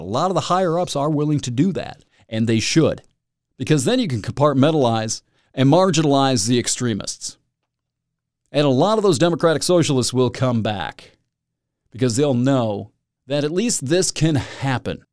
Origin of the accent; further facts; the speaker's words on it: Michigan, United States; moved away as an adult; I am in Michigan, proud Michigander. Born and bred here, took off for about fourteen years, now I'm back